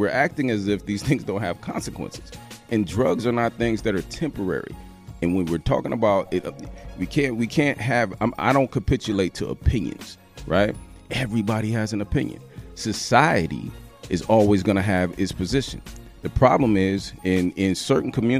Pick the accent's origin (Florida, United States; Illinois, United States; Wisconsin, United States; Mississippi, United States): Mississippi, United States; I was born in Mississippi, right? A little small Delta town